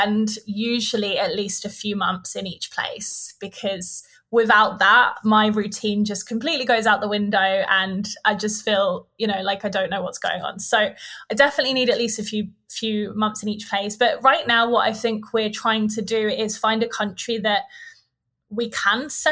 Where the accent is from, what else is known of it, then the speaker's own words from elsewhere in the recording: United Kingdom; moved away as an adult; also born or lived in Bali; I wouldn't want to live back in the UK